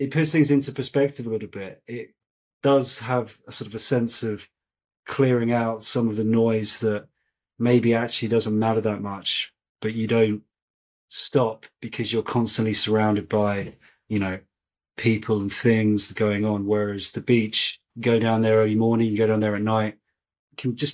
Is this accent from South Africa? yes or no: no; Brighton, South East England, United Kingdom; I grew up in a place called Brighton